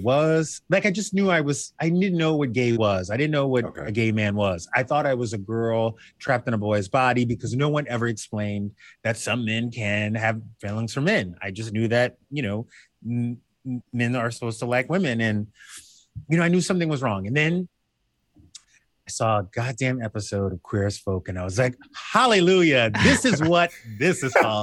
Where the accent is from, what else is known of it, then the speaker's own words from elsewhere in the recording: the South, United States; I grew up in the South